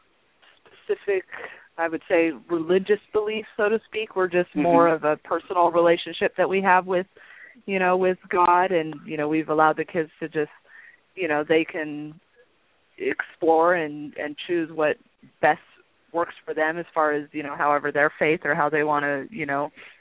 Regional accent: Long Beach, California, United States; also born or lived in Albuquerque, New Mexico; when we were seven, we moved to Long Beach, California, and I was pretty much raised there by my mom and my stepdad

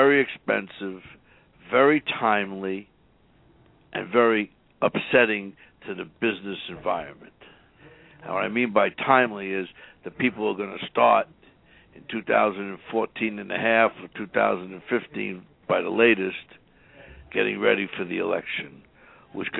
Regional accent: New York City, New York, United States; moved away as an adult; now in Houston, United States; I was born and raised in New York City and went to New York University with Don Mazzella

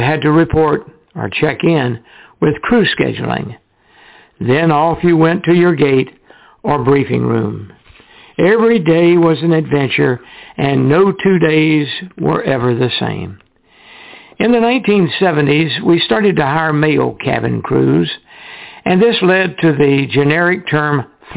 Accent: California, United States; moved away as an adult; also born or lived in Miami; I was from California

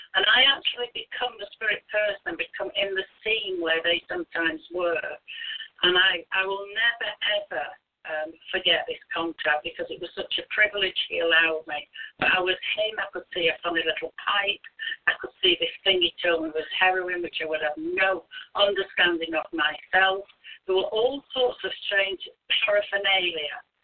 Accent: United Kingdom; as a British minister

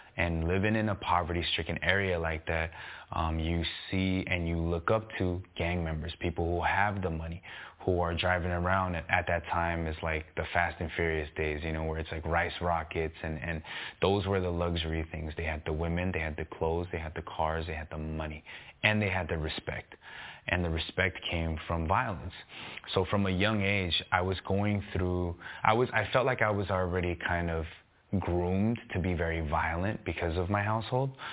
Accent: San Gabriel Valley, California, United States; when I was younger, I grew up in the San Gabriel Valley.

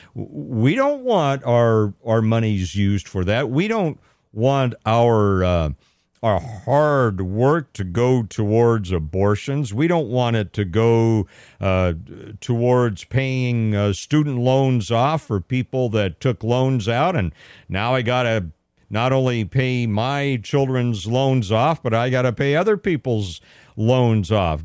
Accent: Modesto, California, United States; I don't mention that I'm from California at all. Never mention it, unless I'm specifically asked where you're from. Um, Modesto

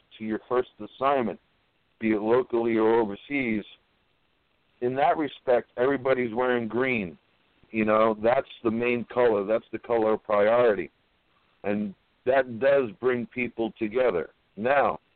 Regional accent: New York City, New York, United States; I'm a New Yorker, native New Yorker, born and raised here.

